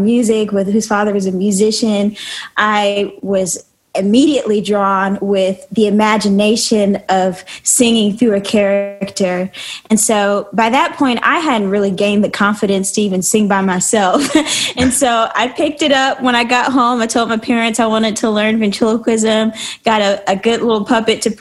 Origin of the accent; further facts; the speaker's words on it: Cincinnati, Ohio, United States; now in Nashville, United States; I'm from Cincinnati, Ohio.